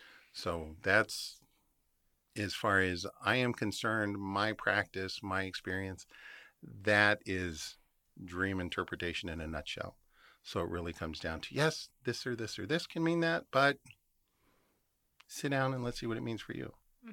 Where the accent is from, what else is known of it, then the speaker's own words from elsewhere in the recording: Phoenix, Arizona, United States; I grew up out on the West Side. The Estrellas are a hot spot. You cannot not have seen something. I'm from the Valley. I miss the Phoenix lights.